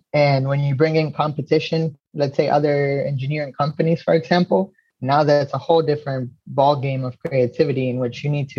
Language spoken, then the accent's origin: English; Uruguay; I am from Uruguay.